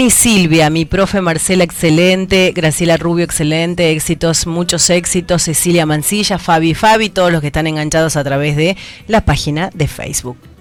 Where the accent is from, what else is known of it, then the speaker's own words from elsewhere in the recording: Tucumán, Argentina; nosotros como tucumanos